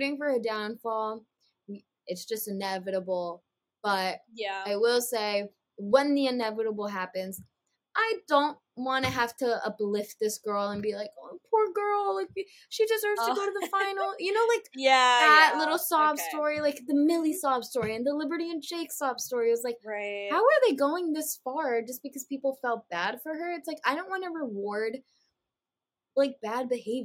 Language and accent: English; United States; I'm American